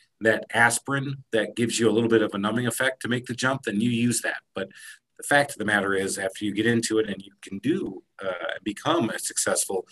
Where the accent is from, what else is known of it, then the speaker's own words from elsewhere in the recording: Michigan, United States; Growing up in Michigan